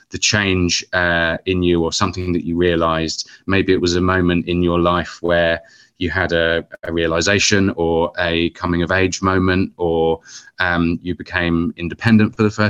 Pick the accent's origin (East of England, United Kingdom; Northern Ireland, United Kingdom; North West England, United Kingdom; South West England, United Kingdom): East of England, United Kingdom; Luton; I grew up in Luton.